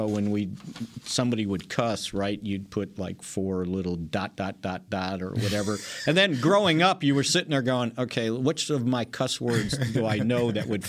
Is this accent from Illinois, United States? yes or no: yes; Chicago, Illinois, United States; Growing up in Grant Park